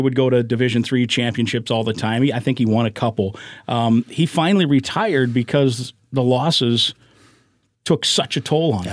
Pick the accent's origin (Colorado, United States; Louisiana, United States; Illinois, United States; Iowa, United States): Iowa, United States; Manchester; moved away as an adult; also born or lived in St. Louis; now in Twin Cities, United States; My hometown, Manchester, is about forty miles or so from Cedar Rapids